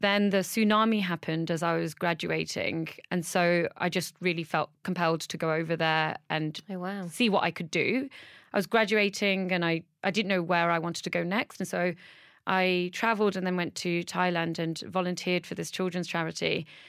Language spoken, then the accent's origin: English; Derbyshire, East Midlands, United Kingdom; also born or lived in Burnley, Lancashire; We eventually moved to Derbyshire, to a white working class village.